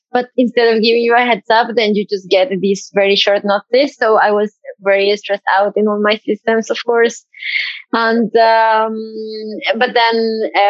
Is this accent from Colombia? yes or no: yes; Bogotá, Colombia; moved away as an adult; also born or lived in Bergen, Norway; now in Norway; I am from Bogota in Colombia